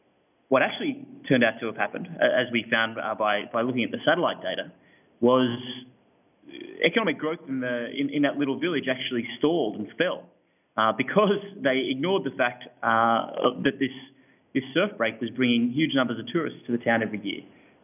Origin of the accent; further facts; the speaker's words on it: Hawks Nest, New South Wales, Australia; Beautiful little part of the world called Hawk's Nest, a few hours north of Sydney.